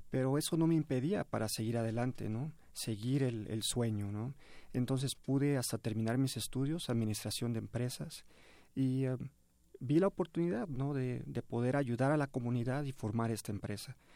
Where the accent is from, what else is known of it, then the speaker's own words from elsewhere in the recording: Mexico; Que, vean realmente que también somos mexicanos y aunque vivíamos